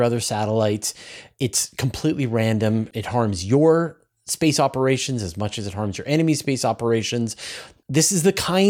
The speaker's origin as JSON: {"language": "English", "country": "Canada", "tie": "born or raised there", "said": "when I was a kid growing up in Canada"}